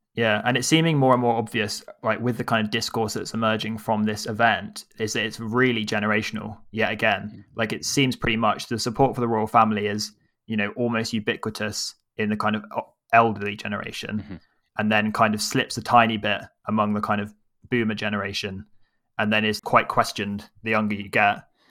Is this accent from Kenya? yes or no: no; England, United Kingdom; Our baggage is we're English